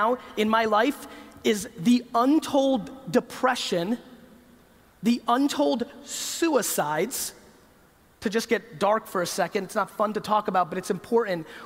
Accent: United States; When I grew up in the United States

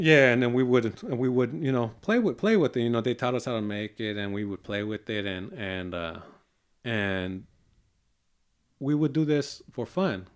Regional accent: Hayward, California, United States; also born or lived in Tracy, California; I grew up, uh, in Hayward, California with four of my brothers

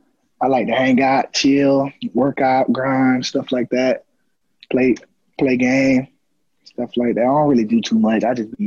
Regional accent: Fort Lauderdale, Florida, United States; I'm from Fort Lauderdale, Florida. 954.

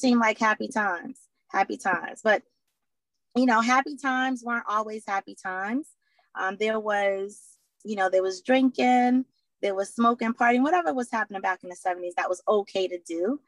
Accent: Boston, Massachusetts, United States; I am from Boston, Mass, born and raised here

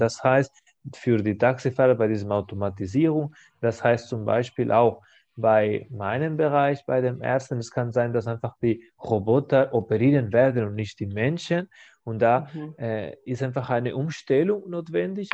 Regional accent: Spain; German is a second language; in meiner Heimat, in Spanien

